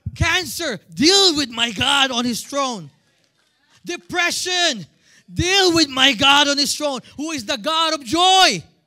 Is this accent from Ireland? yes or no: no; Philippines; moved away as an adult; now in United States; I'm a Filipino